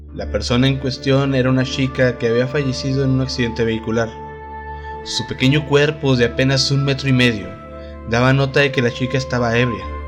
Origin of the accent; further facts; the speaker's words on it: Delicias, Chihuahua, Mexico; Acá de la tierra del algodón, donde soy yo, de Delicias, Chihuahua